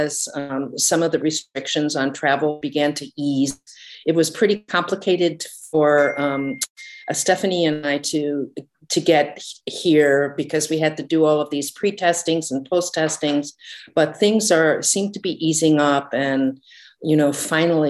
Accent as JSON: {"language": "English", "country": "United States", "moved": "as an adult", "lives_now": "London, United Kingdom", "said": "I'm an American"}